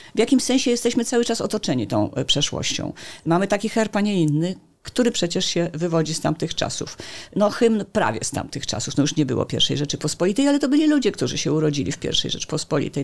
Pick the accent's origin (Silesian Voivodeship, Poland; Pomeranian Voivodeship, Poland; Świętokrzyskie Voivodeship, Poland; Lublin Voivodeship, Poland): Pomeranian Voivodeship, Poland; Gdańsk; Jestem gdańszczanką